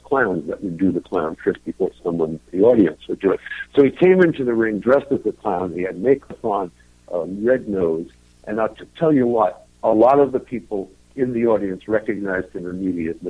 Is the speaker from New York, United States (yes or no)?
yes; New York City, New York, United States; I was born and raised in Brooklyn